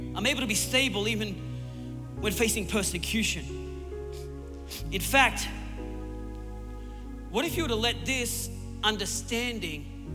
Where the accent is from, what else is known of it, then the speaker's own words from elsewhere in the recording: Newcastle, New South Wales, Australia; my hometown in Newcastle, it's all on the coast and there's big cliffs